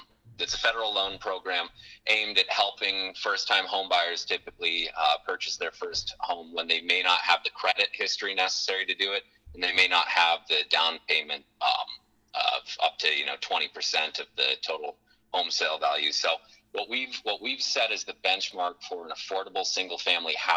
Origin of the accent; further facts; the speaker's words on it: Watford City, North Dakota, United States; moved away as an adult; also born or lived in Denver; I'm from Watford City originally. I grew up here.